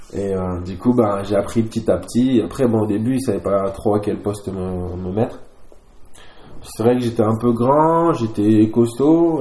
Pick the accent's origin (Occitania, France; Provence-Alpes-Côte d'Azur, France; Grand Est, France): Occitania, France; Nîmes; moved away as an adult; also born or lived in Aubagne / French Guiana; now in Castres, France; je suis de, Nîmes à la base, même si je suis pas né là-bas. Hein. Je suis né à Aubagne, côté de Marseille. J'ai vécu plusieurs années en Guyane